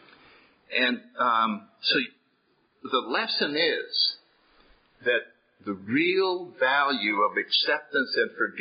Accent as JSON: {"language": "English", "town": "New Haven", "region": "Connecticut", "country": "United States", "tie": "born or raised there", "said": "I grew up in New Haven, Connecticut"}